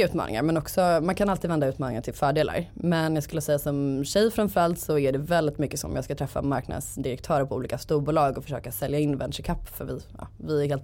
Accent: Gothenburg, Västra Götaland, Sweden; Eh, och min dröm var att bli copywriter på någon byrå i Stockholm. Jag är från Göteborg.

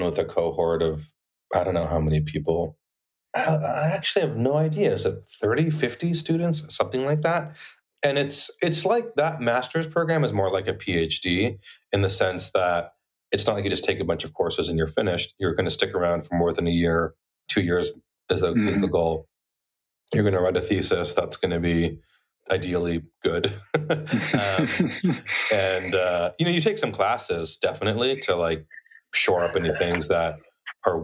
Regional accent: a small town in Arizona, United States; also born or lived in Bronx, New York; I was born in like the Bronx, but my family moved to a really small town in Arizona when I was eight years old. So I really grew up in almost a literal one horse town type of place.

